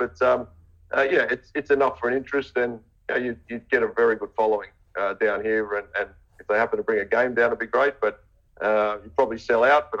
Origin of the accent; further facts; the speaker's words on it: Australia; also born or lived in England; Look, I'm Australian. I've spent a bit of time all over the place, to be honest. You know, I spent a year in England. I lived in England for a little bit.